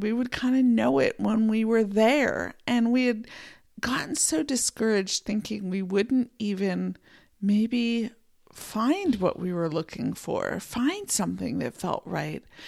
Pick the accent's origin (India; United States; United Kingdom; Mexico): United States; Pennsylvania; moved away as an adult; now in Montana, United States; I grew up in Pennsylvania in a small town